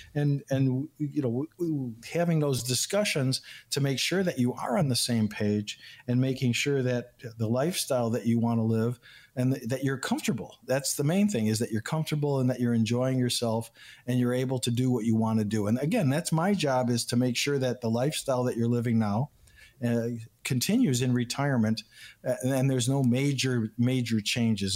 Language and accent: English; Chicago, Illinois, United States; also born or lived in Houston, Texas; I was born and raised in Chicago, in Illinois